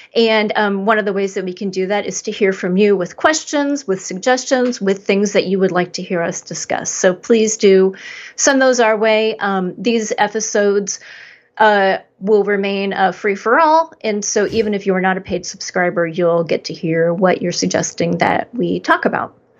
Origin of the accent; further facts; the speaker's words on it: Indianapolis, Indiana, United States; moved away; When I'm back in Indianapolis